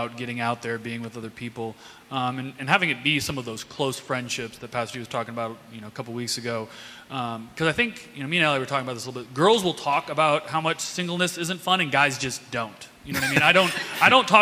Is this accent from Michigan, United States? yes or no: yes; Midland, Michigan, United States; moved away as an adult; now in Chicago, United States; Grew up in Midland, Michigan.